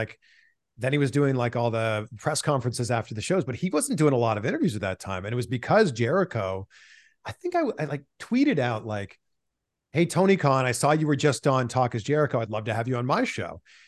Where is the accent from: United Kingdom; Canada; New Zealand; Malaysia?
Canada; I mean, I'm from Canada. The Mountie's just a pure baby face to me.